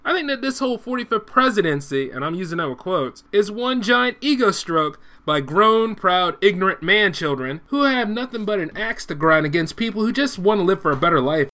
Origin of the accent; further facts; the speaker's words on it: United States; I'm an American first